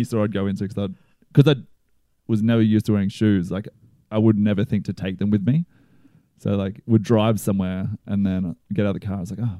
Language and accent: English; Australia; I'm just Australian.